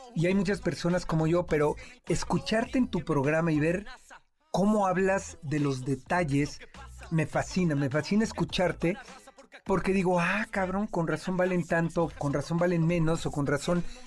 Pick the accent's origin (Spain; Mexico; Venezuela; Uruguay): Mexico; como mexicano